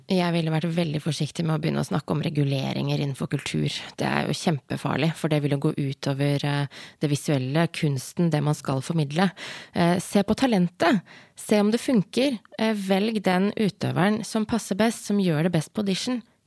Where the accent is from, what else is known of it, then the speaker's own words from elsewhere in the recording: Hedmark, Innlandet, Norway; Jeg er jo fra Hedmark.